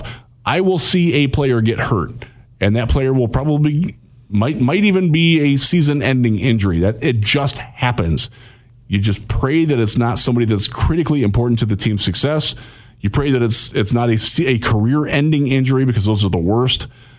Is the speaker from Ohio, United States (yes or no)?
yes; Vermilion, Ohio, United States; now in Michigan, United States; those of you in my hometown of Vermilion, Ohio.